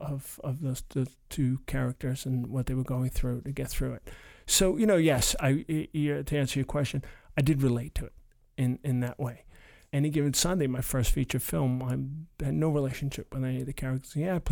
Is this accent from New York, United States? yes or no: yes; Brooklyn, New York, United States; growing up in Brooklyn at the time in the 70s, it was like in early 80s, it was like the jungle.